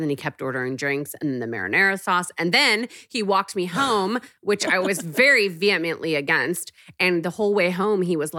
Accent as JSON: {"language": "English", "region": "Texas", "country": "United States", "said": "But I was from Texas wearing TJ Maxx and showed up at Nylon magazine"}